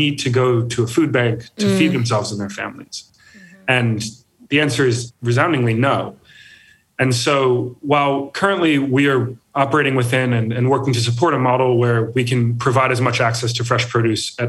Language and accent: English; Connecticut, United States; I grew up in Connecticut